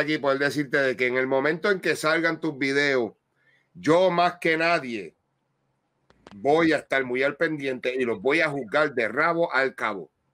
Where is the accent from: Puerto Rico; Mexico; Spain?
Puerto Rico; nosotros puertorriqueños